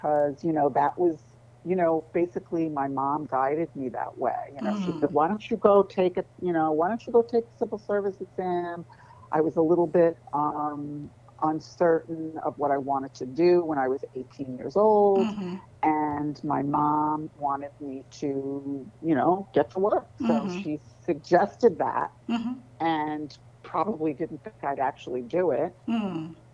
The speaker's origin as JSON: {"language": "English", "town": "New York City", "region": "New York", "country": "United States", "tie": "born or raised there", "said": "I'm a native New Yorker, which is kind of unusual. I was born in New York City, and I grew up in Queens in a little town called Whitestone"}